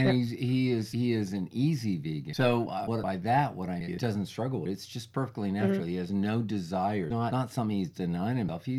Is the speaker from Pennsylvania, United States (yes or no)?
no; Orange County, California, United States; since I'm from Orange County